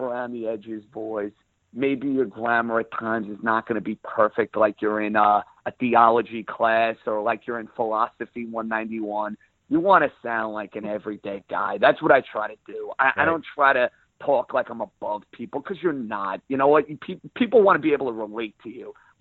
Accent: New York, United States; accent: New York; I was never one of these guys, Brian, that wanted to change my accent. I'm very proud of where I'm from

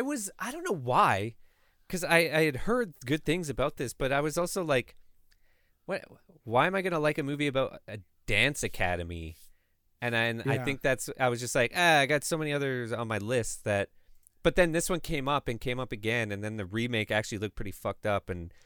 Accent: Canada; I don't remember, but I'm also Canadian, so it probably didn't happen to me.

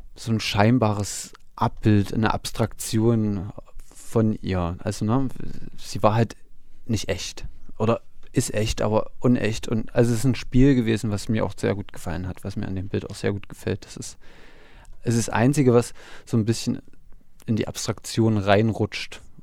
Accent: Gera, Thuringia, Germany; bei uns in Gera

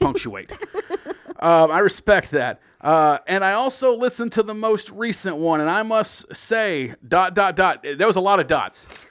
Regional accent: the South, United States; I'm born and raised in the South.

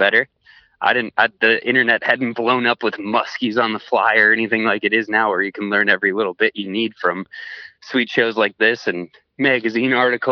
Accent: Polk County, near the St. Croix, Wisconsin, United States; I grew up in Polk County, which is not too far from the St. Croix

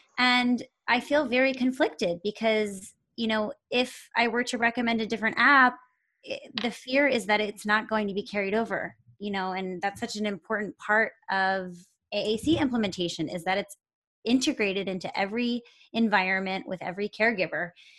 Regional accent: Pennsylvania, United States; now in Los Angeles, United States; You know, I'm still kind of learning about Los Angeles and the school systems out here because I came from Pennsylvania and things are completely different state to state

